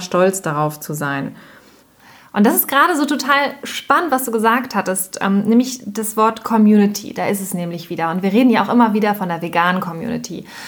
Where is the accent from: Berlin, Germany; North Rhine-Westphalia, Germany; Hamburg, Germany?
Hamburg, Germany; wir kommen jetzt ja zum Beispiel aus Hamburg